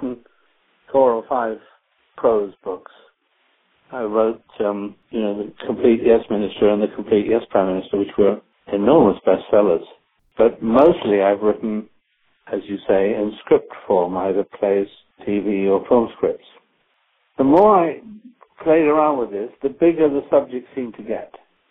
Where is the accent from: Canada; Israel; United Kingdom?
United Kingdom; now in United States; I come from Britain, where the National Health Service is in a state of collapse